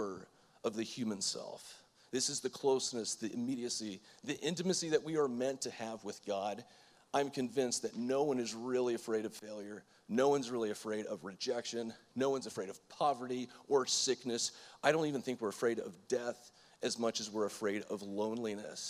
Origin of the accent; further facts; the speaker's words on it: Florida, United States; I'm from Florida